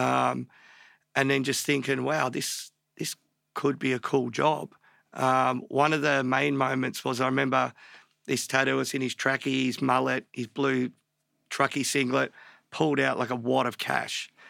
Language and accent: English; Melbourne, Victoria, Australia; born in Melbourne, born in Pants Hospital in Northcote in, like, early seventies